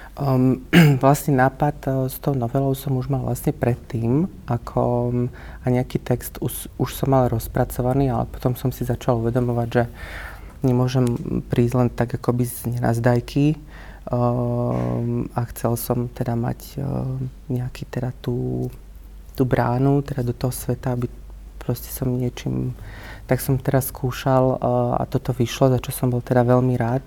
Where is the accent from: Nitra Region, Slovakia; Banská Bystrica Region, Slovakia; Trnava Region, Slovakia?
Banská Bystrica Region, Slovakia; Malachov; moved away as an adult; also born or lived in Bratislava; pochádzam z okolia Banskej Bystrice a teda konkrétne z Malachova, čo je mhm. taká veľmi malebná dedinka hneď 7 km od Banskej Bystrice